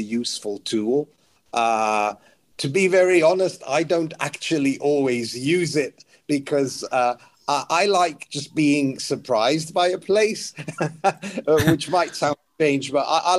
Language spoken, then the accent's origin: English; Greece; now in United Kingdom; I was born in the UK, but I grew up in Greece